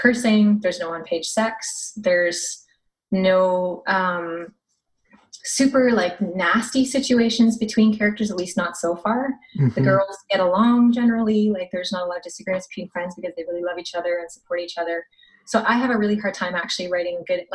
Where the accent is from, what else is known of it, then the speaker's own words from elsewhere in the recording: Canmore, Alberta, Canada; also born or lived in Saskatchewan; my dad is from Saskatchewan and my family lives there, but actually I'm more from the mountains. I lived in Canmore.